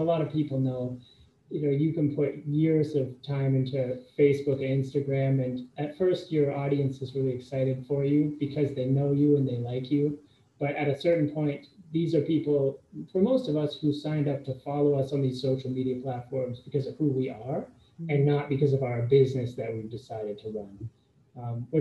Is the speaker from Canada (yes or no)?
yes; Canada; moved away as an adult; also born or lived in United States; I'm Canadian, but I went to school in the States